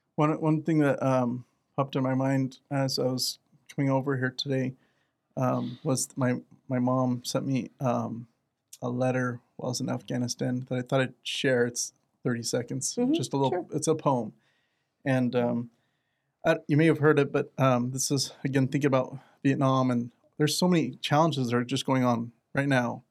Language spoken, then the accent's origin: English; Arizona, United States; I'm from Arizona